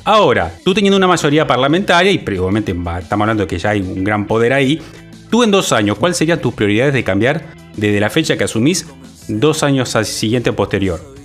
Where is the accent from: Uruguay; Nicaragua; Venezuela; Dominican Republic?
Uruguay; como uruguayo, como ciudadano